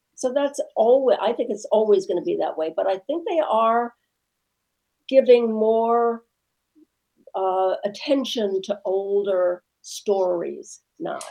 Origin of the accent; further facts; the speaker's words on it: Midwest, United States; I'm from the Midwest